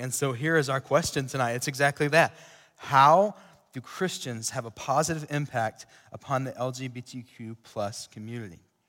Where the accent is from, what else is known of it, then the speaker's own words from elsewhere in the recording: Sweetwater, United States; I grew up in Sweetwater